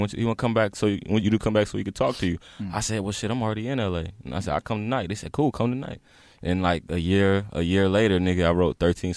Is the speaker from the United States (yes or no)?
yes; Raleigh, North Carolina, United States; So I'm from Raleigh.